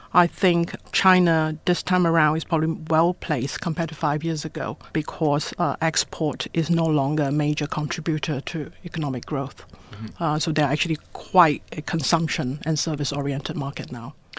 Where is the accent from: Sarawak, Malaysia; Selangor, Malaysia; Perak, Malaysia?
Perak, Malaysia; Ipoh; now in Hong Kong; I was born in Ipoh, same town in Malaysia as Michelle Yeoh